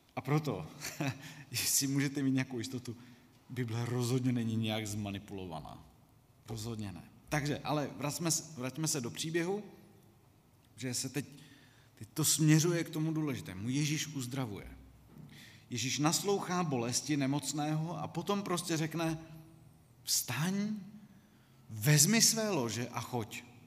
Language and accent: Czech; Czechia; jsme jako Češi